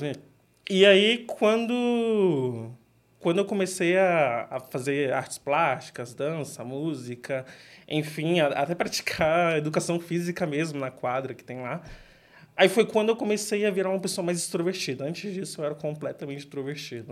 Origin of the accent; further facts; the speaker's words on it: São Paulo, Brazil; sempre cresci criado no Grajaú, quebrado amado